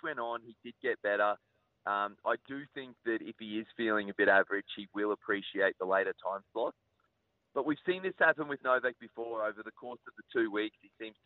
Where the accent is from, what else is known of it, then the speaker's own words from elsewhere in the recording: Queensland, Australia; being a Queenslander